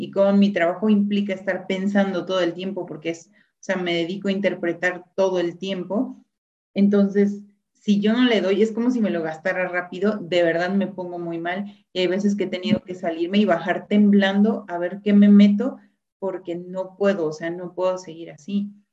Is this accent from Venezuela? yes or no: no; Mexico; somos mexicanos